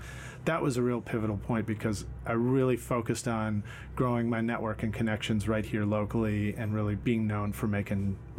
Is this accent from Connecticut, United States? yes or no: no; New York City, New York, United States; also born or lived in Boston, Massachusetts; now in Nashville, United States; I was growing up in Brooklyn, so in New York City in the 1970s